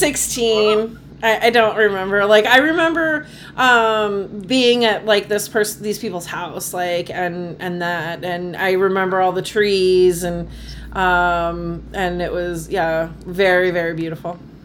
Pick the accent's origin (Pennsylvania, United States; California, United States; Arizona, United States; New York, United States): Arizona, United States; Phoenix; moved away as an adult; also born or lived in Boston area; I grew up in Phoenix, Arizona.